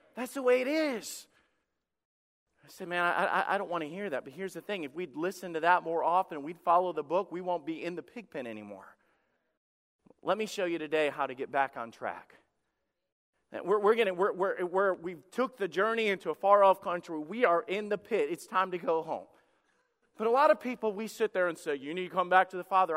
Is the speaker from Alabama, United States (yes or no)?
yes; Alabama, United States; When I was a kid, I grew up in the South and, uh, in Alabama